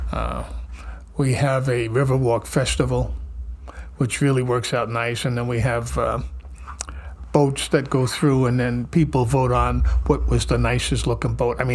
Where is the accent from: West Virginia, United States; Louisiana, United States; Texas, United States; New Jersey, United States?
New Jersey, United States; now in Milford, United States; I have been the mayor for two years. I've spent 11 years in the politics of Milford, and I am a transplant from North Jersey.